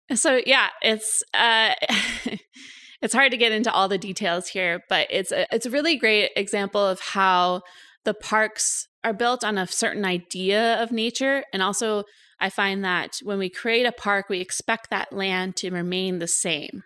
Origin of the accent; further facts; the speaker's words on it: Cooksburg, Pennsylvania, United States; moved away as an adult; also born or lived in Saskatchewan, Canada; now in Canada; So I'm American originally. I grew up in rural Western Pennsylvania in Cooksburg, Pennsylvania